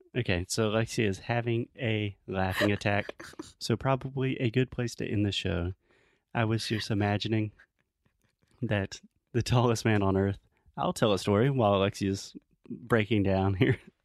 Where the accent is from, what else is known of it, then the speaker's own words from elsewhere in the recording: Spartanburg, South Carolina, United States; my hometown of Spartanburg, South Carolina